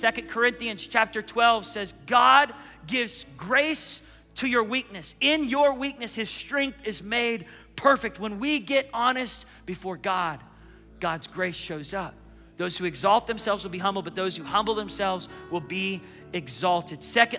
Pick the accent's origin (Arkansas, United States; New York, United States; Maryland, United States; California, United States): Maryland, United States; Baltimore; now in Tulsa, United States; I was court ordered by a judge to come to Tulsa, Oklahoma. I was from Baltimore, Maryland.